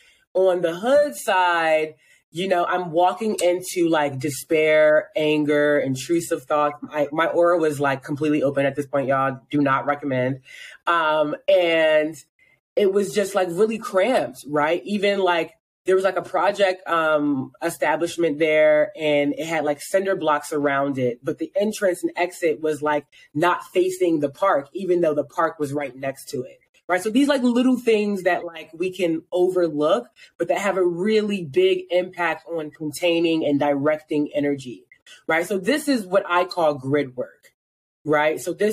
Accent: Baltimore, Maryland, United States; also born or lived in Philadelphia; And I'm from Philly, y'all, but I'm an honorary Baltimorean, I feel like, because like Philly birthed me, but Baltimore raised me.

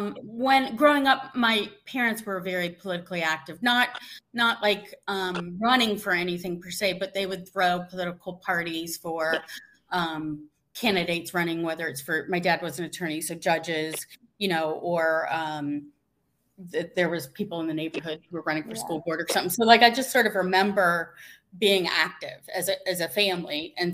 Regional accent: Columbus, Ohio, United States; So I am from Ohio. Baldwin Wallace is a small suburb in Cleveland, Ohio. I'm from Columbus.

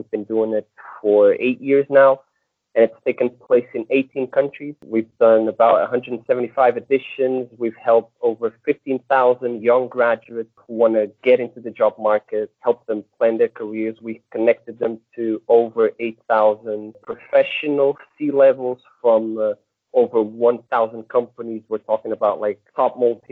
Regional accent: Portugal; moved away as an adult; also born or lived in Hong Kong; now in China; I come from Portugal.

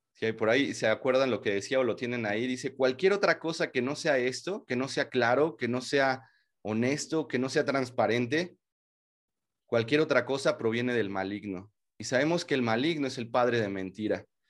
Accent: Mexico; como mexicanos

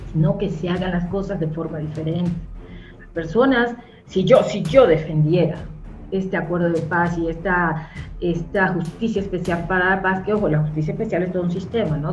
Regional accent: Colombia; como colombiano

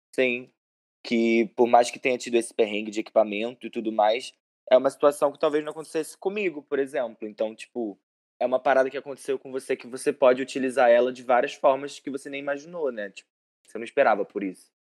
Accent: Macaé, Rio de Janeiro, Brazil; eu sou de Macaé

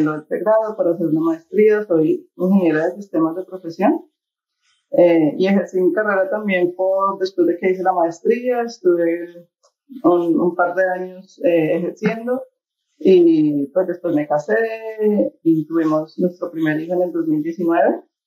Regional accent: Bogotá, Colombia; moved away as an adult; also born or lived in Florida; yo soy originaria también de Bogotá.

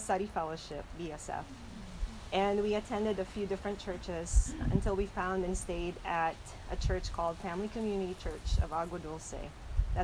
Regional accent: Philippines; moved away; I was born and raised in the Philippines.

